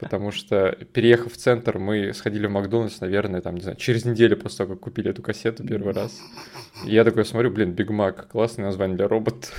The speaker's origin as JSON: {"language": "Russian", "country": "Russia", "tie": "born or raised there", "said": "в детстве в России"}